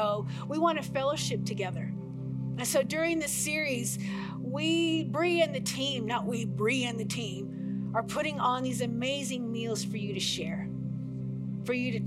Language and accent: English; United States; I'm so American.